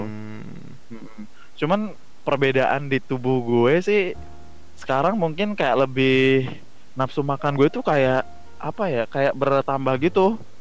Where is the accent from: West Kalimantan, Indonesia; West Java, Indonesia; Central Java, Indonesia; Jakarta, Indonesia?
West Java, Indonesia; Cianjur; gue asli Cianjur, jadi memang orang Sunda Tulen